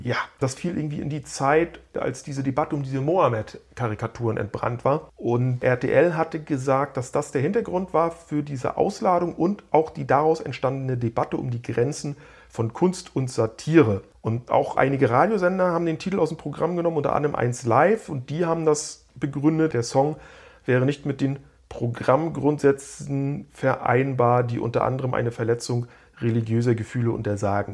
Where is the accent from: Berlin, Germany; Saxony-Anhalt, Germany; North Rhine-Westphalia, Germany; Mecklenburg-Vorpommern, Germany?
Mecklenburg-Vorpommern, Germany; Stralsund; moved away; in meiner alten Heimatstadt Stralsund